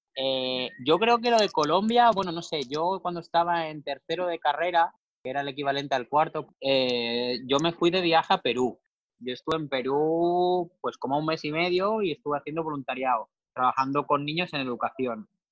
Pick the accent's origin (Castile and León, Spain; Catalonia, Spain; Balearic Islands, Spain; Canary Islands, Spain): Balearic Islands, Spain; Mallorca; tengo 27 años, cumplo 28 este año y soy de Mallorca